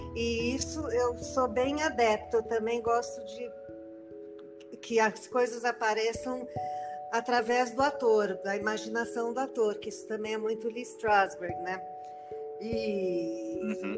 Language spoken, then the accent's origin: Portuguese; São Paulo, Brazil; Eu nasci aqui em São Paulo e moro aqui em São Paulo.